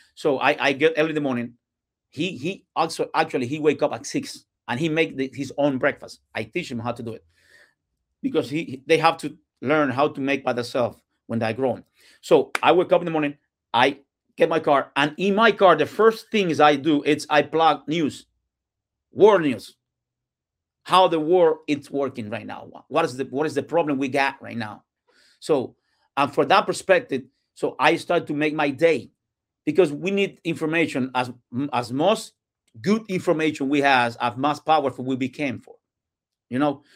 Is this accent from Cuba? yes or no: yes; Cuba; English is a second language; moved away as an adult; now in Tampa, United States; I, I was born and raised in Cuba